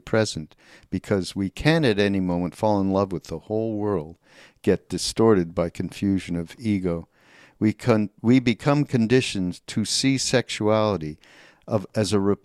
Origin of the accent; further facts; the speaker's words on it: Canada; I'm from Canada